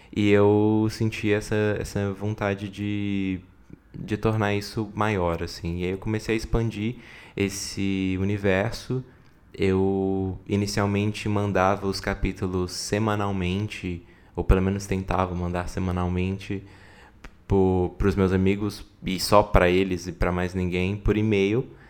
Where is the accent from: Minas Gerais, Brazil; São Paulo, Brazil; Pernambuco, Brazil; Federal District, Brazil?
Federal District, Brazil; Brasília; eu nasci em Brasília em 1994